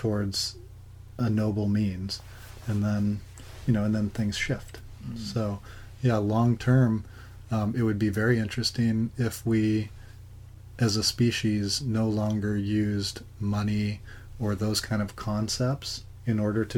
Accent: Alaska, United States; moved away as an adult; also born or lived in San Francisco; growing up in Alaska

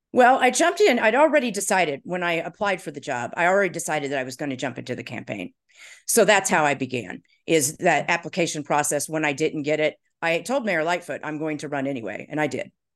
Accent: Indiana, United States; moved away as an adult; also born or lived in New York City; now in Chicago, United States; I grew up in Indiana

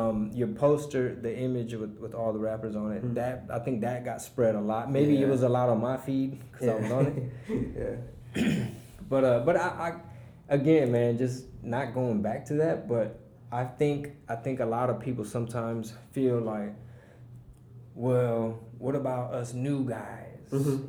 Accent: Houston, Texas, United States; Like, oh my God, I'm from Houston.

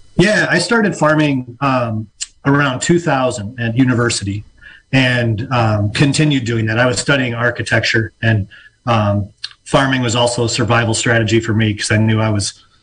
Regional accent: Illinois, United States; moved away as an adult; now in Mendocino County, United States; I am from Illinois originally and uh, made my way out west like so many other people

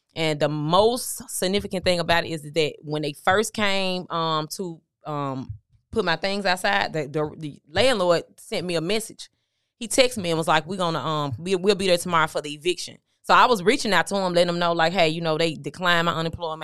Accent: Memphis, Tennessee, United States; I'm from Memphis, Tennessee, originally

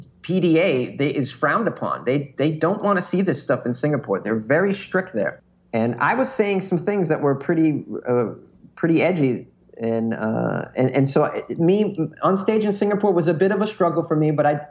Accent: United States; as an American

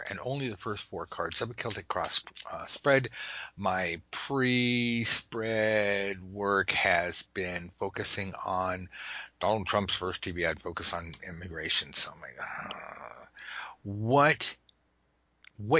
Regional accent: United States; I say that as an American

